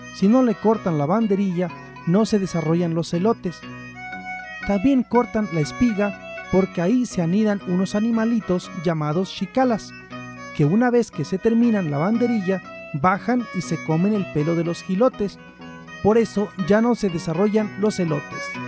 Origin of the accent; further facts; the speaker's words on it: Teposteco, Veracruz, Mexico; la comunidad de Teposteco, de donde soy originario, donde está mi ombligo, allá perteneciente a Chicontepec, Veracruz